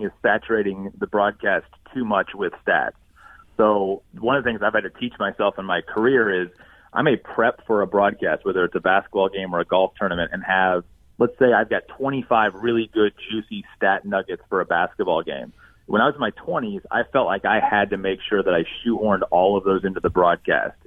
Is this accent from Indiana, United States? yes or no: yes; Indiana, United States; I'm from Indiana. I still live here, so basketball is king